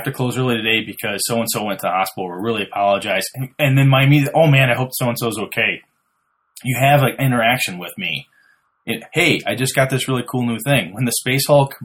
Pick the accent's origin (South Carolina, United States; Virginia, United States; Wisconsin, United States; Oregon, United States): Wisconsin, United States; Merchant Center; I'm from Merchant Center